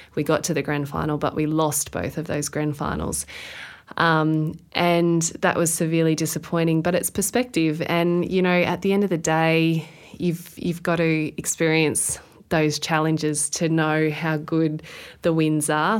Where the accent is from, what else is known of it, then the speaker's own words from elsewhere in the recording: Queensland, Australia; being a Queenslander